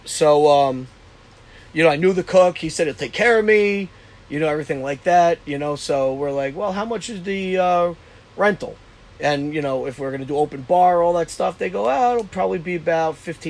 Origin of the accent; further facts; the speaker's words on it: New Jersey, United States; moved away; they called me … out there mm-hmm. because I was from New Jersey.